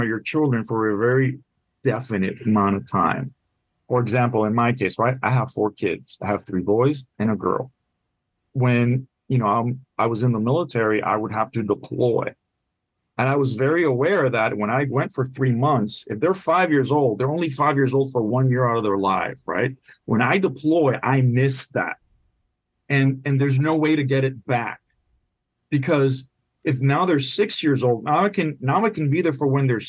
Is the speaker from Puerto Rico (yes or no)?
yes; Puerto Rico; first language Spanish; English is a second language; also born or lived in Washington, D.C.; now in Jacksonville, United States; My first language is Spanish. I grew up in Puerto Rico.